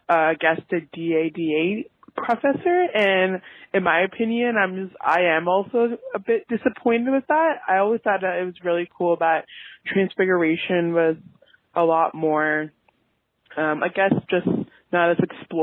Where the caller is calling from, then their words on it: Toronto, Ontario, Canada; I am calling from Toronto